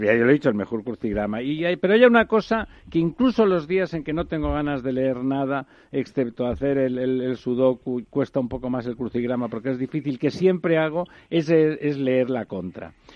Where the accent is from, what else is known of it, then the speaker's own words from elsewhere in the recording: Barcelona, Catalonia, Spain; moved away as an adult; now in Madrid, Spain; yo que soy catalán y barcelonés en Madrid desde hace tiempo